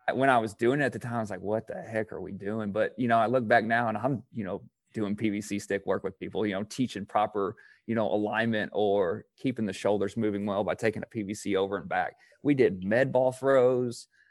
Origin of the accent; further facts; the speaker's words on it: Indiana, United States; I'm from Indiana